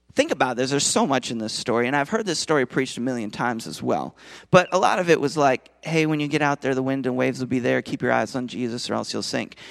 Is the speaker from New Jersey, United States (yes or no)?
no; Minnesota, United States; now in Nashville, United States; I'm from Minnesota originally